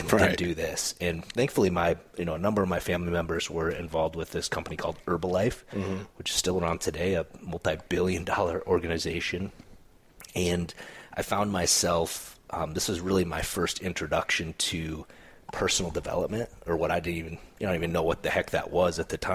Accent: South Dakota, United States; moved away; I grew up in South Dakota

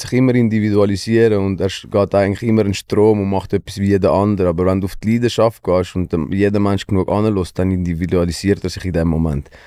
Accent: Switzerland; also born or lived in Greifensee; wir als Schweizer

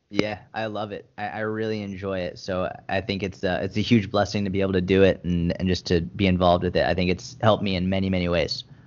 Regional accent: Boston, Massachusetts, United States; I grew up in Boston

